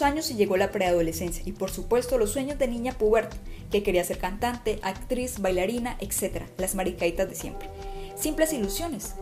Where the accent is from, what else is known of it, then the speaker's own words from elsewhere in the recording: Casanare, Colombia; una mujer casanareña enamorada de su llano, de su gente y de su región